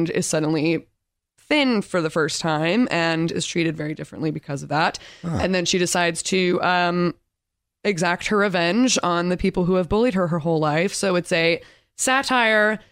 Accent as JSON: {"language": "English", "town": "Torrance", "region": "California", "country": "United States", "said": "I'm from Torrance, California"}